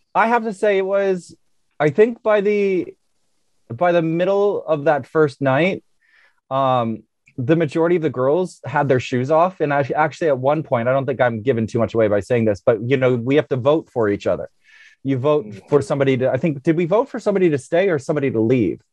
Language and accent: English; United States; as an American